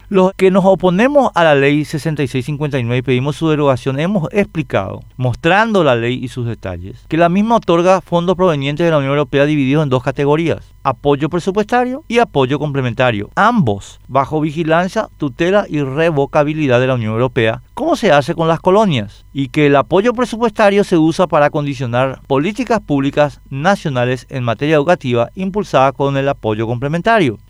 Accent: Paraguay; los paraguayos

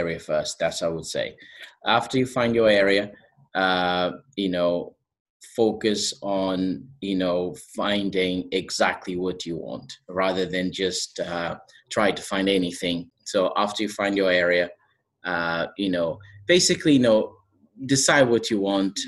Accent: Portugal; accent: Portuguese; English is a second language; moved away; I'm from Portugal, as you can see from my accent.

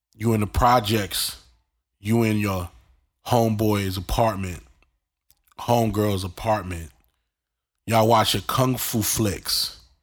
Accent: New York City, New York, United States; accent: New York; where I grew up in New York. Um, thirty-nine Linden Street, uh, right off the, uh, J train

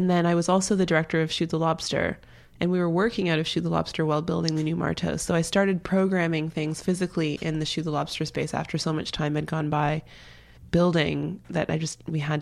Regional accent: Brampton, Ontario, Canada; moved away as an adult; also born or lived in Toronto; now in United States; I'm from Toronto. I grew up just outside of Toronto, about 20 minutes outside in this small town called Brampton.

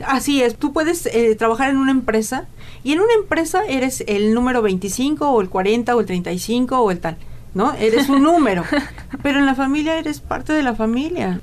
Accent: Mexico; la calidad de vida que tenemos como mexicanos

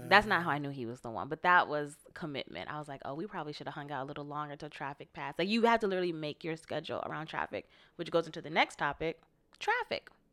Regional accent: Florida, United States; now in Los Angeles, United States; I'm from Florida, which is on the East Coast

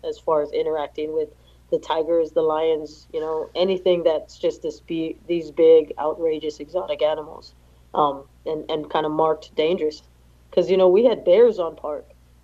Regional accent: Hawaii, United States; moved away as an adult; also born or lived in Fort Sill, Oklahoma; So I was born and raised in Hawaii

